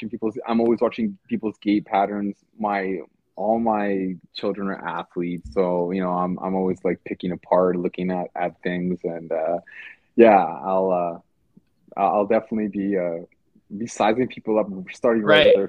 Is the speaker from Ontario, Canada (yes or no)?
no; Edmonton, Alberta, Canada; I'm from Edmonton.